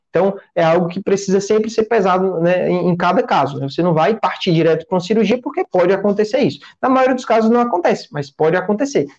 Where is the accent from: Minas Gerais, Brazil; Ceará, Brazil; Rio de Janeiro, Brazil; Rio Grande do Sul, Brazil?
Ceará, Brazil; eu sou daqui do Ceará